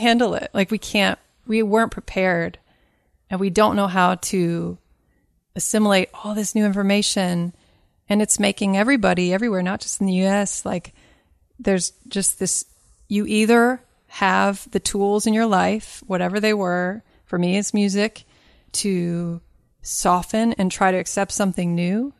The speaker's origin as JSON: {"language": "English", "region": "Kentucky", "country": "United States", "said": "I'm from Kentucky. My dad's side is from Kentucky, way back."}